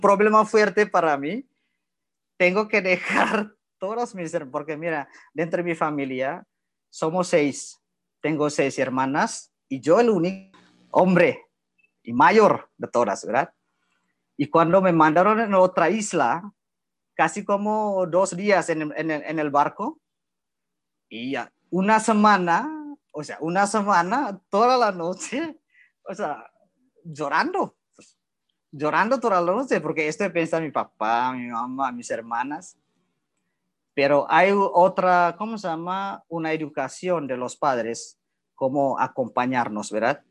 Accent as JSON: {"language": "Spanish", "country": "Indonesia", "also_born_or_lived": "Nuevo Laredo, Mexico / Torreón, Mexico", "second_language": "Spanish", "moved": "as an adult", "lives_now": "Mexico", "said": "soy de Indonesia"}